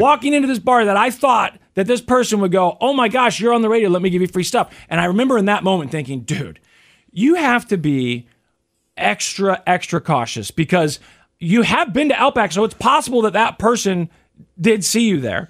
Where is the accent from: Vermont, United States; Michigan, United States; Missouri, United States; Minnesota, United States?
Missouri, United States; Kansas City; growing up in Kansas City, Missouri